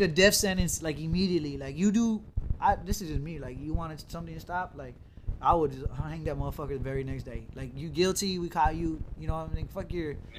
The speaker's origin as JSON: {"language": "English", "country": "United States", "said": "as an American"}